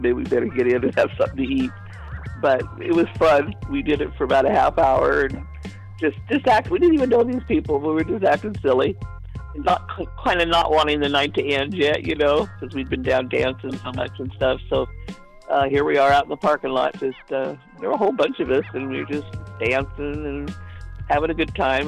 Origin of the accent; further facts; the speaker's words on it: Oakland, California, United States; I grew up in East Oakland off of High Street